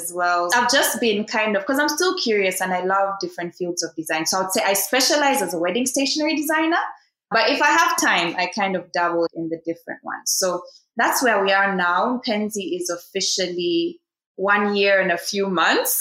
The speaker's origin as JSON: {"language": "English", "country": "Uganda", "also_born_or_lived": "Kenya / China", "moved": "as an adult", "said": "start my own design studio in my home country"}